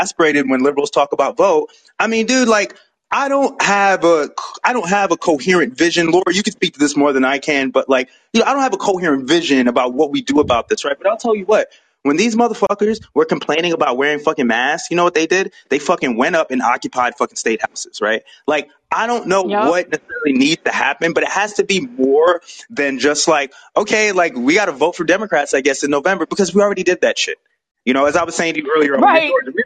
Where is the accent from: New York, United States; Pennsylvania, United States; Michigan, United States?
New York, United States; moved away; I'm from New York